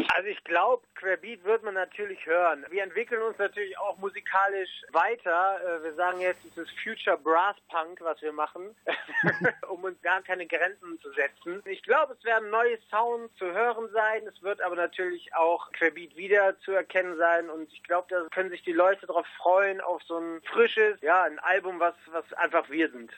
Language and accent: German; Rhineland, Germany; Wir sind Rheinländer